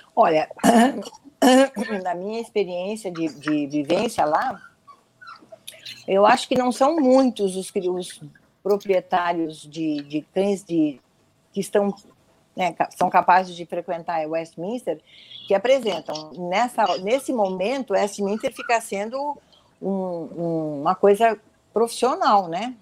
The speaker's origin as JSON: {"language": "Portuguese", "country": "Brazil", "said": "eu sou brasileira"}